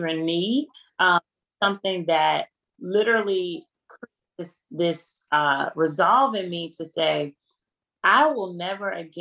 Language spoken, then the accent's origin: English; Selma, Alabama, United States; my hometown of Selma